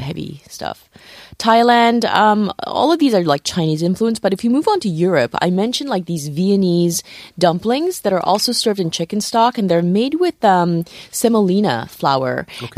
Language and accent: English; Morocco; moved away; I was born in Morocco